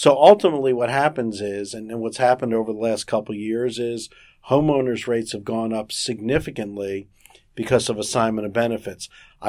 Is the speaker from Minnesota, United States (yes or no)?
no; South Miami, Florida, United States; I'm a native Floridian. I was born in South Miami, Florida. I've lived here all my life.